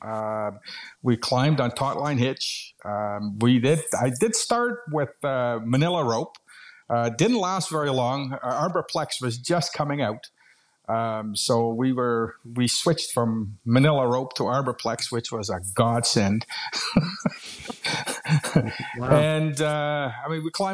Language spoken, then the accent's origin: English; Netherlands; moved away as an adult; now in Canada; I'm originally from Holland.